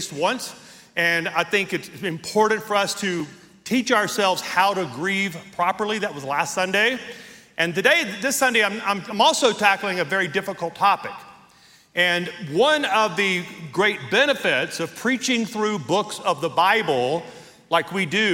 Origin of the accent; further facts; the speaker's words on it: Deep South, United States; now in Colorado Springs, United States; I grew up in the deep south